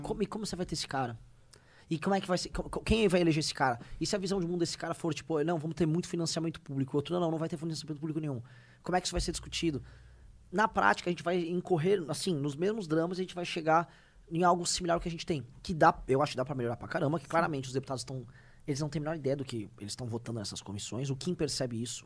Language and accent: Portuguese; Brazil; nós brasileiros